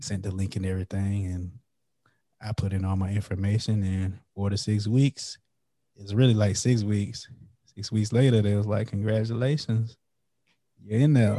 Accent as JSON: {"language": "English", "town": "Florence", "region": "South Carolina", "country": "United States", "moved": "as an adult", "lives_now": "New Braunfels, United States", "said": "I'm from Florence, South Carolina, which is like twenty, thirty minutes away from Lake City. But I, I moved to the San Antonio, Texas area"}